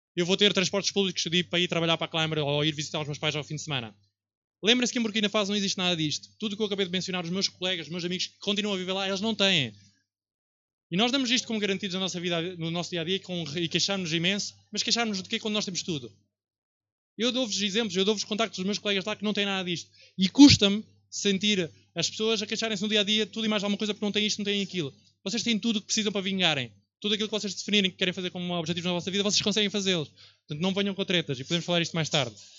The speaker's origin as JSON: {"language": "Portuguese", "town": "Viseu", "region": "Centro", "country": "Portugal", "tie": "born or raised there", "also_born_or_lived": "Barcelona", "moved": "as an adult", "said": "eu vim de Viseu, onde cresci até aos 18 anos"}